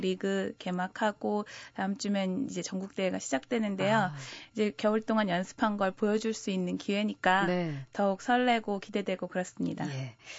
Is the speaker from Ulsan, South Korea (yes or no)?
no; Daejeon, South Korea; 제가 또 고향이 대전이다 보니까